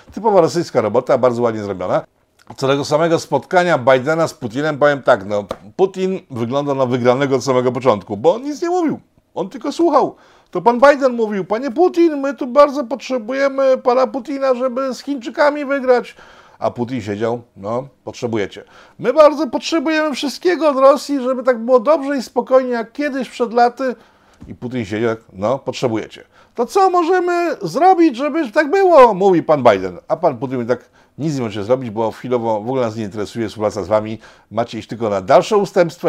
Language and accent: Polish; Poland; ja jestem Słowianinem z Polski, jestem Polakiem